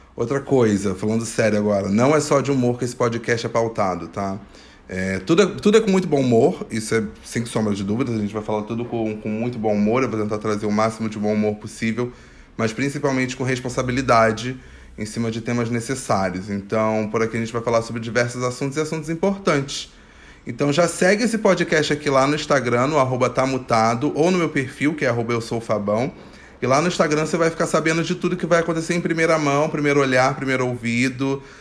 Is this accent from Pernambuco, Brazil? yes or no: no; Rio de Janeiro, Brazil; Eu nasci no Complexo do Alemão